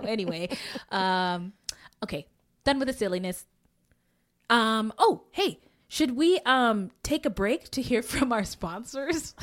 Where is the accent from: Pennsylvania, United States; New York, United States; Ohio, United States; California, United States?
California, United States; Bay Area; I grew up in the Bay Area